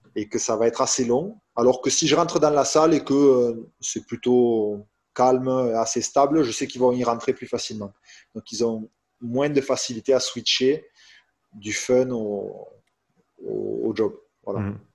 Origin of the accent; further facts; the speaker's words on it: France; je suis français